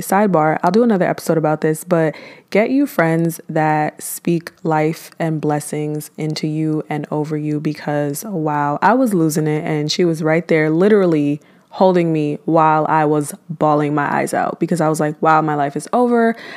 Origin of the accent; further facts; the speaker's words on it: New York City, New York, United States; moved away as an adult; now in Georgia, United States; I am from Brooklyn, New York